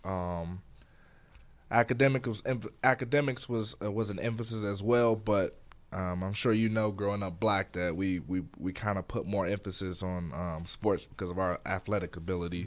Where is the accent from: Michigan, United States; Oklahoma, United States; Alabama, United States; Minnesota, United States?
Michigan, United States; Detroit; moved away; also born or lived in Flint, Michigan; I'm from Detroit, Michigan. Um, I spent part of my life in Detroit, and I spent a couple years in Flint, Michigan